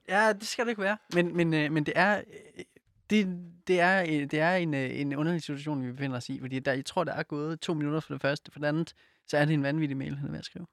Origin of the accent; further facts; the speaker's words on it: Silkeborg, Central Denmark Region, Denmark; now in Copenhagen, Denmark; jeg er fra Silkeborg. Øh, så vi er begge to jyder